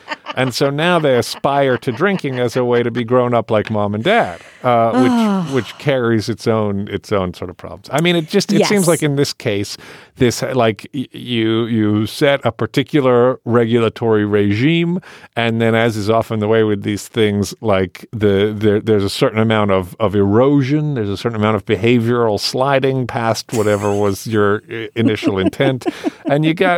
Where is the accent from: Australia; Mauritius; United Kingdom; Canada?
United Kingdom; I was raised in the United Kingdom, which as part of Europe is more sort of sophisticated about these things.